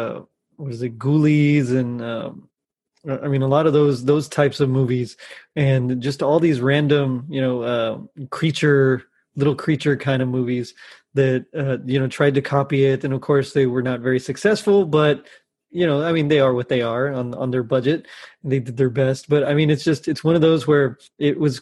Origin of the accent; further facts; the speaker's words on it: Texas, United States; I'm from Texas